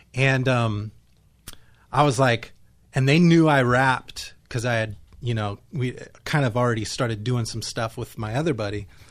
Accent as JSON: {"language": "English", "town": "Nipomo", "region": "California", "country": "United States", "said": "I am from Napomo, California"}